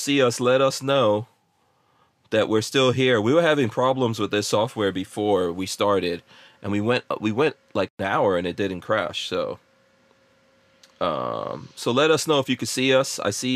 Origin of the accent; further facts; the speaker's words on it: New York, United States; also born or lived in Guyana; I grew up in New York